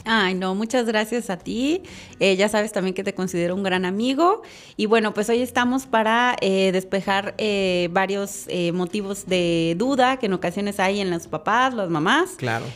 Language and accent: Spanish; Chiapas, Mexico; moved away as an adult; also born or lived in Monterrey, Nuevo León / Mexico City; yo soy nacida en el estado de Chiapas